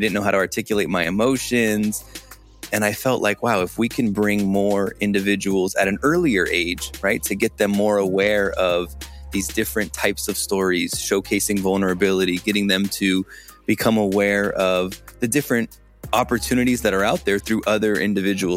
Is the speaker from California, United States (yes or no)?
yes; Los Angeles, California, United States; I am from Los Angeles on the West Coast